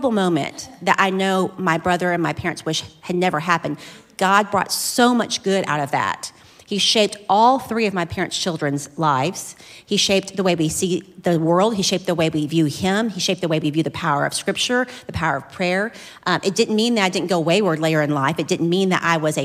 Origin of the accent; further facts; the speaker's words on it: Flower Mound, Texas, United States; I was born and raised in Flower Mound